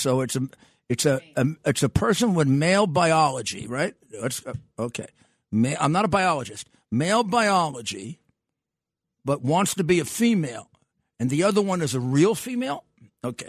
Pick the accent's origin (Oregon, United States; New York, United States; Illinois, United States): New York, United States; New York City; I came from Brooklyn